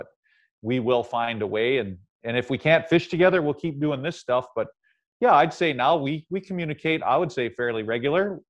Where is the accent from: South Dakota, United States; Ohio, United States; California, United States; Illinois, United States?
Ohio, United States; the Cleveland Plain Dealer, which was a big city about 60 miles from where I grew up in Ohio